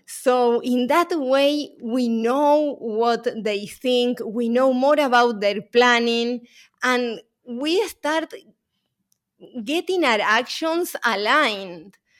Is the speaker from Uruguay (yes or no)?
yes; Uruguay; moved away; my accent is not from New York, because I'm originally from Uruguay